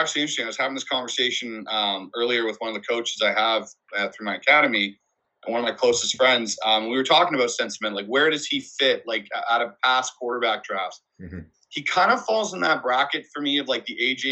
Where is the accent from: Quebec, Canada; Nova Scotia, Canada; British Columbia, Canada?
British Columbia, Canada; Vancouver; I'm from Vancouver, born and raised